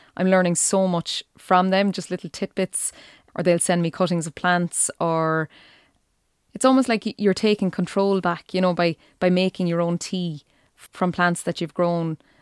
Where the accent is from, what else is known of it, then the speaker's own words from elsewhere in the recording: East Galway, Connacht, Ireland; moved away as an adult; now in County Clare, Ireland; I'm from East Galway